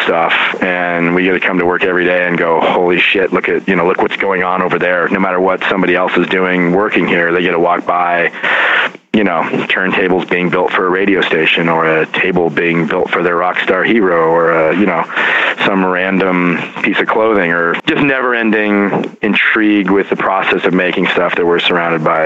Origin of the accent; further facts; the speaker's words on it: Lostine, Oregon, United States; also born or lived in Portland, Oregon / New York City; now in Philadelphia, United States; my hometown, rural Oregon, the general store in this little ghost town of Lostine